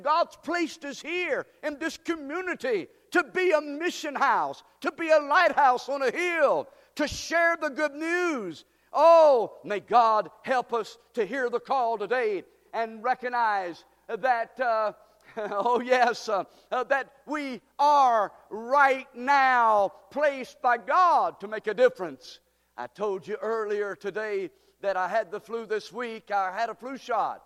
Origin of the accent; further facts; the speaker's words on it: United States; we are American Christians